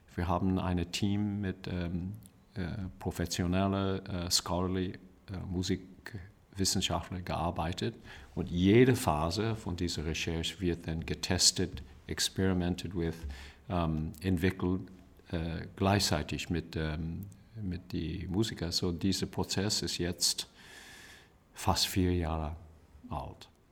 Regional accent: California, United States; German is a second language; moved away; also born or lived in Bavaria; für mich als ähm, äh, Amerikaner äh, in Kalifornien geboren

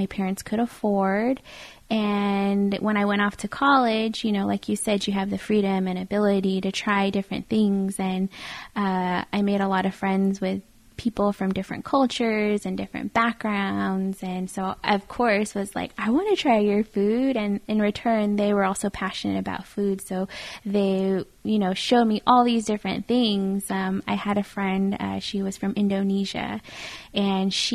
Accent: Fruitland, New Mexico, United States; I grew up in a little town called Fruitland, New Mexico. I lived there pretty much all through high school

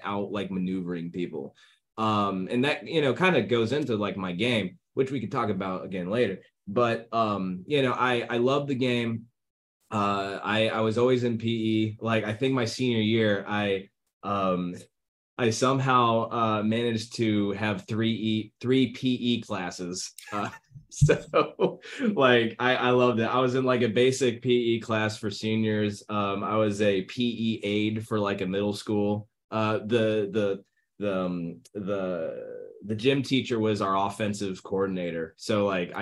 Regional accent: Fort Recovery, Ohio, United States; now in Atlanta, United States; I am from Fort Recovery, Ohio, and I am currently living in Atlanta, Georgia, North Roswell

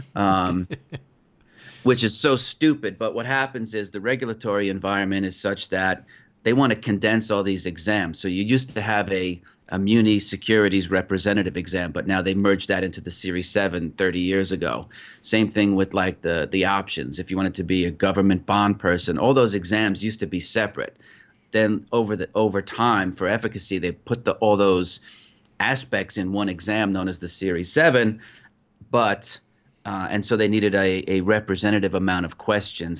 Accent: Putnam County, New York, United States; moved away; also born or lived in Mumbai / United Kingdom; I grew up in Putnam County, New York, where you had four seasons

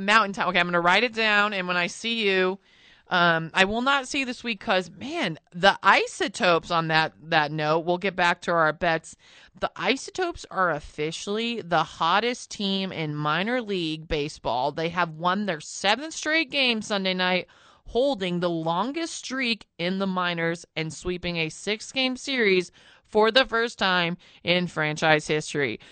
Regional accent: Albuquerque, New Mexico, United States; moved away; also born or lived in New York; growing up, I grew up in Albuquerque

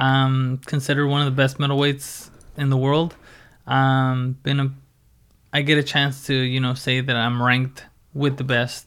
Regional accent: Oxnard, California, United States; Born and raised in Oxnard and, um, yeah, just, I've done everything here in Oxnard.

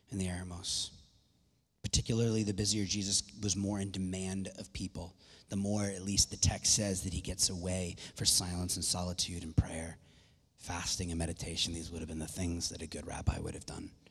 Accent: Ireland; My voice, my volume's just, I'm Irish, so I raise my voice a little more.

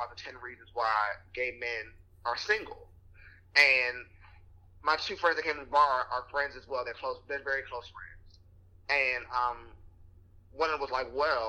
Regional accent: Washington, District of Columbia, United States; I'm like, from Washington, D.C. originally

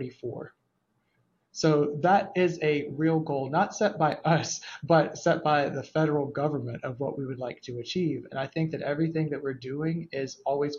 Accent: Waterloo, South Carolina, United States; moved away as an adult; now in Atlanta, United States; I grew up in rural South Carolina in a very small town called Waterloo, South Carolina

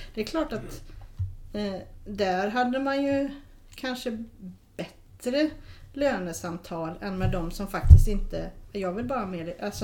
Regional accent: Sweden; vi är svenskar

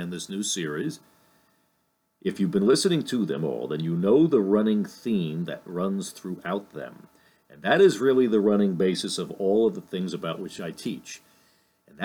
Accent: Lyndhurst, New Jersey, United States; my hometown here in Lyndhurst, New Jersey

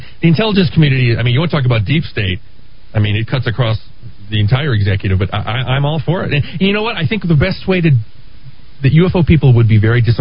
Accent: New England, United States; moved away; I grew up in New England. The Red Sox were like a religion there.

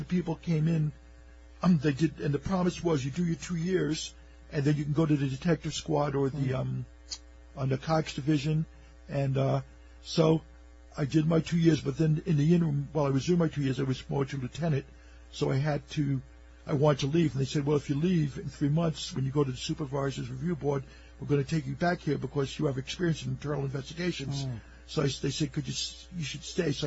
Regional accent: New York City, New York, United States; I grew up in Coney Island, so Neptune Avenue

